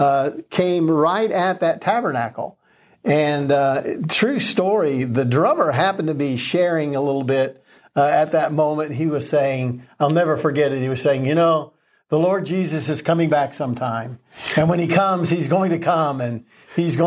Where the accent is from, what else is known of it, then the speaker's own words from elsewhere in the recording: Florida, United States; I was raised in Florida, and not only were hurricanes a regular thing